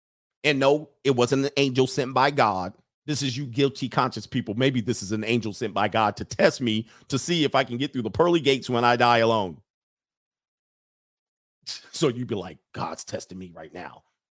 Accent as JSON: {"language": "English", "region": "California", "country": "United States", "said": "I mean, we're out of town. We're from California. We got stuck out here."}